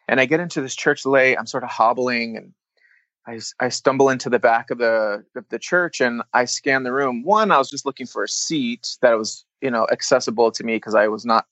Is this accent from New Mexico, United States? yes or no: yes; Albuquerque, New Mexico, United States; now in Sacramento, United States; I'm from Albuquerque, New Mexico, like I mentioned in that story. And I grew up in a big Mexican family.